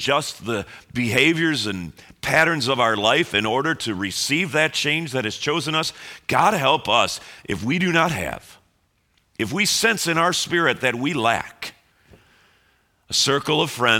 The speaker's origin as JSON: {"language": "English", "town": "Chicago", "region": "Illinois", "country": "United States", "said": "And we all find out we're all from Chicago."}